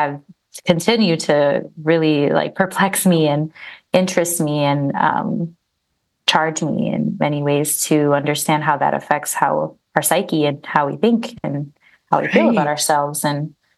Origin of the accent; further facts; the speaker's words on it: Chicago, Illinois, United States; I was born in Chicago. My family migrated from Puerto Rico in the 60s